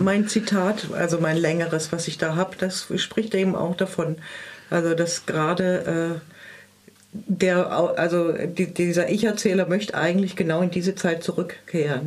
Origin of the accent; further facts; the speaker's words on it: Swabian Jura, Baden-Württemberg, Germany; bei uns auf der Schwäbischen Alb, wo ich herkomme, äh, also im Dorf